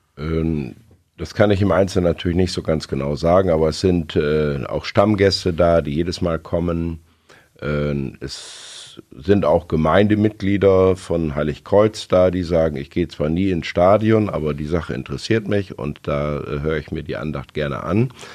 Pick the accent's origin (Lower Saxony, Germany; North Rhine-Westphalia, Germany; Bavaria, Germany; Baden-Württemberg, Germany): Lower Saxony, Germany; Osnabrück; bin in Osnabrück zur Schule gegangen